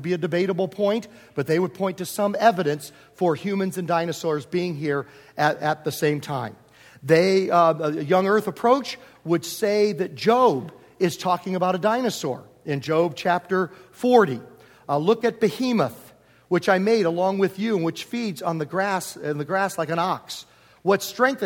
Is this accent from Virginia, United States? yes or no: yes; Virginia, United States; also born or lived in Homer, New York / Prince George, Virginia; now in Southern California, United States; I grew up in Virginia